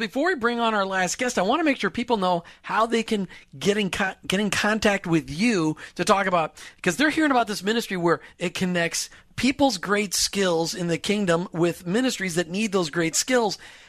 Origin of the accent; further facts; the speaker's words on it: Minnesota, United States; I grew up in Minnesota. We didn't roll R's in Minnesota.